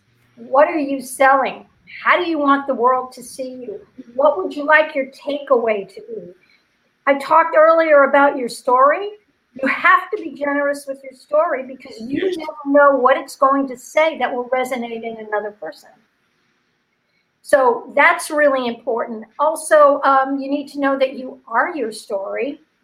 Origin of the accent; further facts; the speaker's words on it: Cincinnati, Ohio, United States; So it's like, good morning, Cincinnati. Oh, by the way, I'm from Cincinnati.